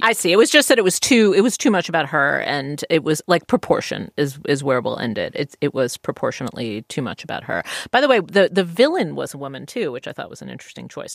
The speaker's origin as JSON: {"language": "English", "country": "United States", "said": "I'm an American"}